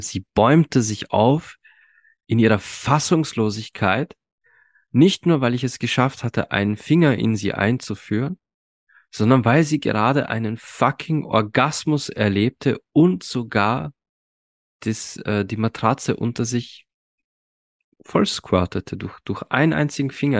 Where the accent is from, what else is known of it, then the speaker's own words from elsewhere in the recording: Austria; bei uns in Österreich